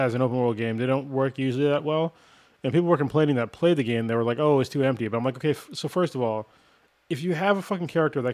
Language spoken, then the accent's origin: English; United States; first language English; I'm an American.